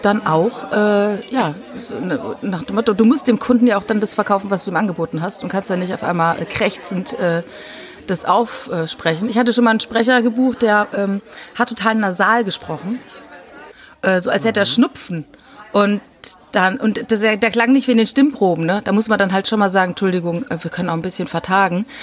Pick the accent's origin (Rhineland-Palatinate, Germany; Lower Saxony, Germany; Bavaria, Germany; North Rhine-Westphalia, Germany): Rhineland-Palatinate, Germany; Ich komme aus der Pfalz